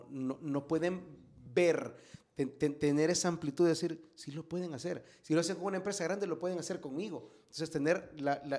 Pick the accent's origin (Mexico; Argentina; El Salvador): El Salvador